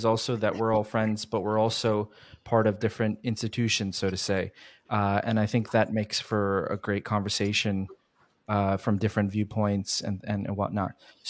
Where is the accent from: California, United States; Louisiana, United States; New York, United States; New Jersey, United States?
New Jersey, United States; the temple that I grew up at in New Jersey, Tohoku.